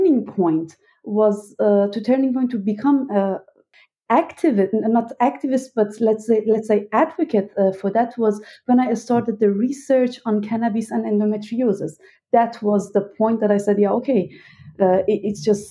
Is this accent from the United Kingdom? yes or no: no; Iran; now in Berlin, Germany; I was born and raised in Iran